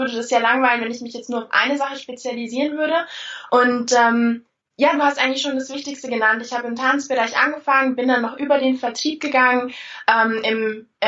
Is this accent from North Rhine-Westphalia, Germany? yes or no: no; Bavaria, Germany; Ich komme aus Bayern, also unten, unten die Ecke äh, Richtung München. Und äh, ja, da war ich eigentlich auch schon immer.